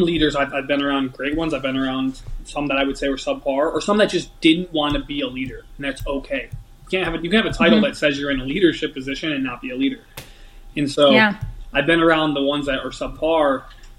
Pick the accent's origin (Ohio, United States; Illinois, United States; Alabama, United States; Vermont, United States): Illinois, United States; Chicago; moved away as an adult; also born or lived in Washington; I'm a kid from Chicago or near the Chicago area. I'm 19